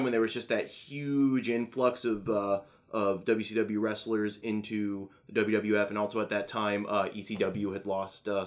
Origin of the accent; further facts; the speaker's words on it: Orlando, Florida, United States; I grew up in Central Florida, which, you know, Orlando area